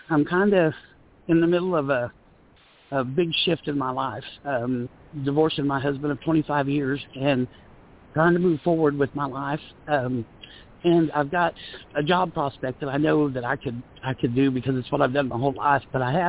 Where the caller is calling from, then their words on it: Oklahoma, United States; I'm calling from Oklahoma.